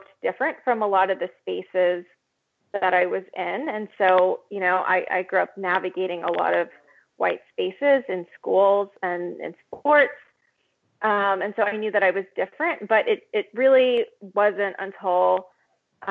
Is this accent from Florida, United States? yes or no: yes; Florida, United States; also born or lived in Mexico; Was born in Mexico, moved to Florida when I was a baby, and the community that I grew up